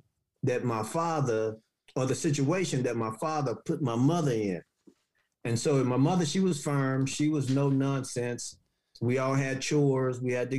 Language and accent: English; Haytown, Missouri, United States; moved away; I'm originally from Haytown, Missouri, a small little town south of St. Louis, like 3.5 hours, maybe 4 hours south of St. Louis. It was small. We had dirt roads, outhouses.